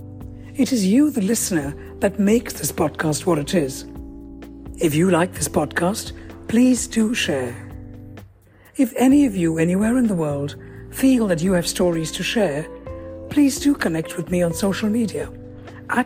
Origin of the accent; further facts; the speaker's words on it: Kerala, India; now in London, United Kingdom; I'm from Kerala